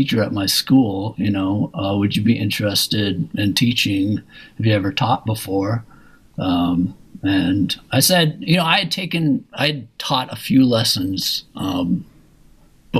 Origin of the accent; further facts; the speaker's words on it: Minneapolis, Minnesota, United States; I ended up staying at in my hometown of Minneapolis